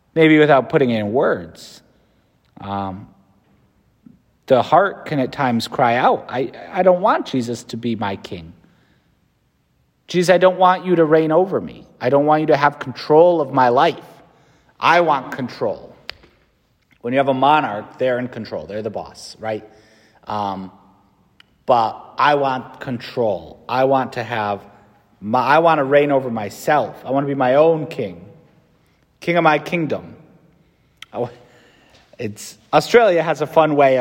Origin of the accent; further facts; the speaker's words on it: United States; As an American